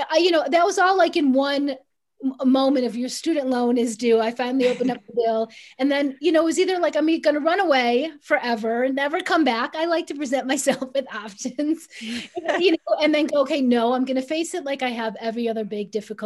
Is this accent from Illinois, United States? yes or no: yes; Chicago, Illinois, United States; I grew up middle class in Chicago